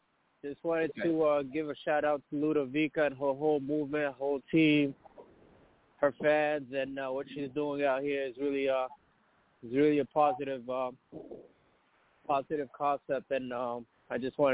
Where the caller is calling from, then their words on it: Maryland, United States; Calling from Maryland.